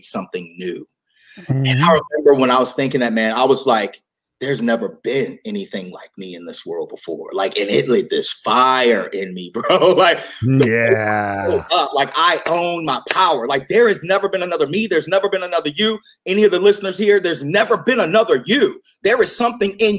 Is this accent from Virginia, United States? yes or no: yes; Virginia, United States; growing up in the Bible Belt of Virginia